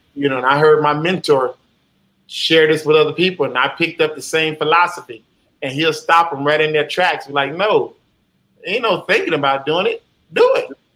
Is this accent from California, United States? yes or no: no; Jacksonville, Florida, United States; where I'm from in Jacksonville, you know, Duval County, you know, uh, born and raised on Moncrief, Moncrief in Jacksonville, Florida